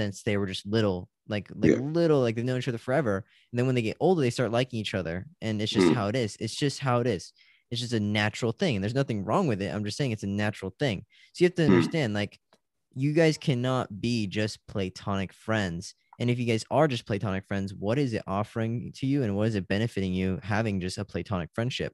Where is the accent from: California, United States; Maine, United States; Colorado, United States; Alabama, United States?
California, United States; I'm from California